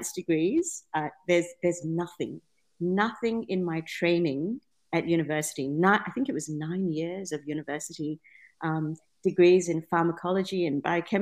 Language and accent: English; Penang, Malaysia; now in Perth, Australia; I grew up in Penang in Malaysia